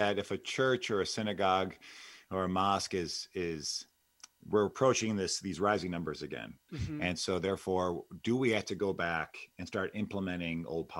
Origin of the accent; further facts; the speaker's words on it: United States; We're Americans, man.